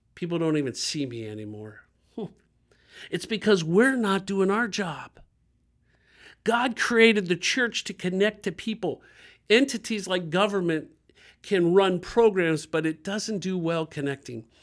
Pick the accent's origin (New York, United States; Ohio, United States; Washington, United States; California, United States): Ohio, United States; Dayton; I grew up in Dayton, Ohio, two forty West Norman